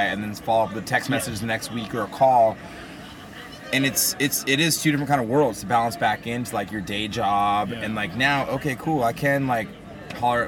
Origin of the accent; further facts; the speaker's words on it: San Diego, California, United States; born and raised in San Diego.